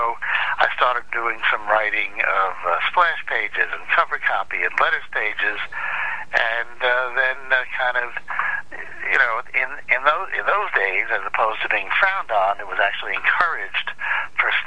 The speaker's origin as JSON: {"language": "English", "town": "New York City", "region": "New York", "country": "United States", "tie": "born or raised there", "said": "I grew up in New York City. I grew up in Manhattan"}